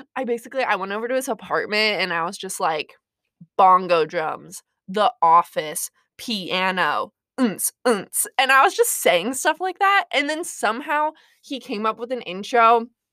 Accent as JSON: {"language": "English", "region": "Montana / South Dakota", "country": "United States", "said": "I am from Montana slash South Dakota"}